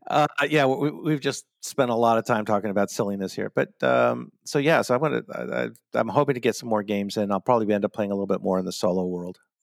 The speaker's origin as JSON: {"language": "English", "country": "United States", "said": "I'm your American host"}